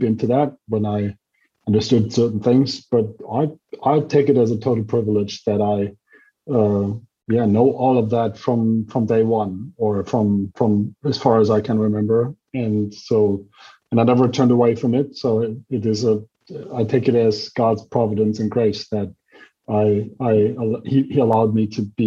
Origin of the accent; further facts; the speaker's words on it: Bonn, North Rhine-Westphalia, Germany; English is a second language; also born or lived in Gießen / Ruhr; now in Frankfurt, Germany; I was born in Bonn, the former capital of Germany, the birth city of Beethoven. And I stayed there my kind of childhood, and then moved around in West Germany, different places